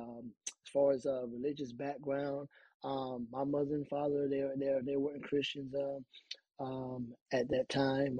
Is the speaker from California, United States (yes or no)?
no; Augusta, Georgia, United States; I grew up there in Augusta, Georgia.